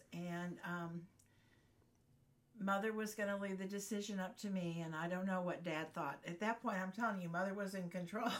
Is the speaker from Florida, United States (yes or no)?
no; Glenview, Illinois, United States; moved away as an adult; also born or lived in Dallas, Texas / Fort Worth, Texas; now in Texas, United States; We were always Texans growing up in Glenview until we could get back home.